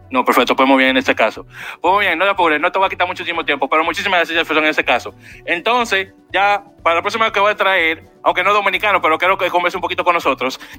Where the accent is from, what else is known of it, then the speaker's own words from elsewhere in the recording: Chile; now in United States; Soy de Chile.